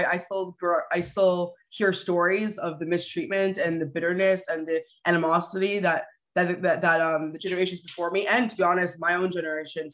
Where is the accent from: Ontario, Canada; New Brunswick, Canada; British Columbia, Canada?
Ontario, Canada; Toronto; I was born and raised here in Toronto. So I'm first generation Canadian